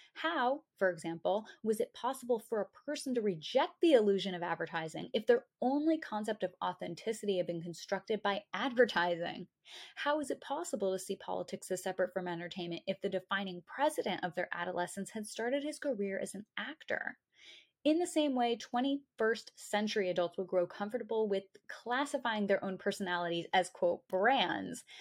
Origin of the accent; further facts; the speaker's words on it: New England, United States; I'm from New England